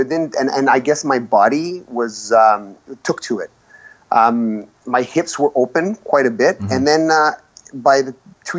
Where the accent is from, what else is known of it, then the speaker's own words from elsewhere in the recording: Gabon; born there; Listen, I was born in Gabon because my dad was a math teacher, and he got a contract there. And he was with my mom. My mom's from Montreal. My dad's Lebanese. They were in Gabon at the time. I was born there.